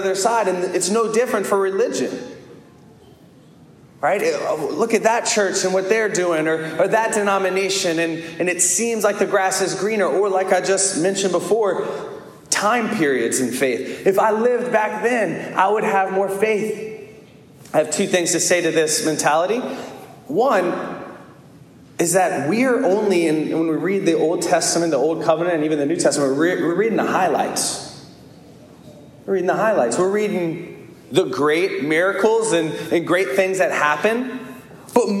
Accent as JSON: {"language": "English", "town": "Baton Rouge", "region": "Louisiana", "country": "United States", "tie": "born or raised there", "lives_now": "Albany, United States", "said": "My family is from New Orleans. My parents are from New Orleans, but I grew up in Baton Rouge"}